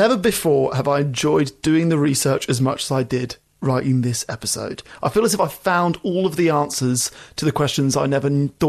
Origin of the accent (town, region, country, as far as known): Pommy, England, United Kingdom; now in Australia